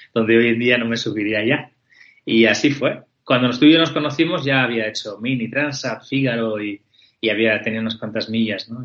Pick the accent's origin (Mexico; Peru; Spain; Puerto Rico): Spain; somos muy españoles